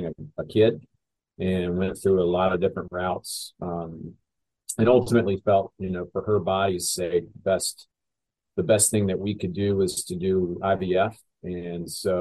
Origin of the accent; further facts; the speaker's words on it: Charlotte, North Carolina, United States; born and raised in Charlotte